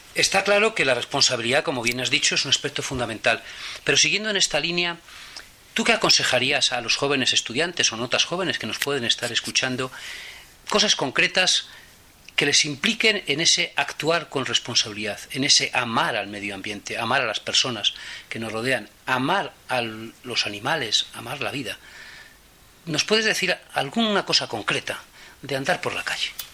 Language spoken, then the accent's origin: Spanish; Torrecilla de la Orden, Castile and León, Spain; now in Madrid, Spain; yo recuerdo desde pequeñito, pues ir a coger musgo allí en mi pueblo, en Torrecilla La Orden, en Valladolid